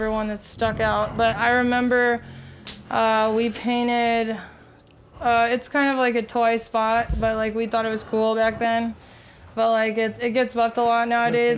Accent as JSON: {"language": "English", "region": "Colorado", "country": "United States", "said": "I'm from Colorado"}